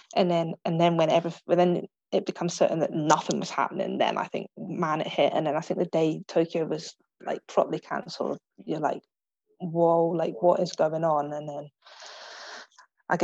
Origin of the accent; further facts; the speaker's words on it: England, United Kingdom; Yeah, but when it comes to that, I'm English through and through.